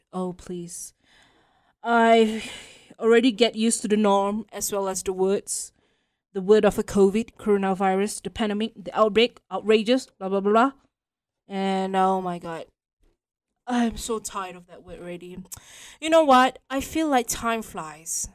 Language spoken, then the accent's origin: English; Malaysia; we are Malaysian, proud to be Malaysian.